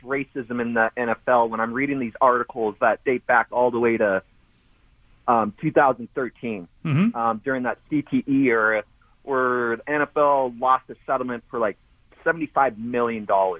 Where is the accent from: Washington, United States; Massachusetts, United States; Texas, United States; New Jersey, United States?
Washington, United States; Redmond; I grew up here in Redmond, and I remember hearing all those type of slang words directed at me because I was the only person of color going to these white schools.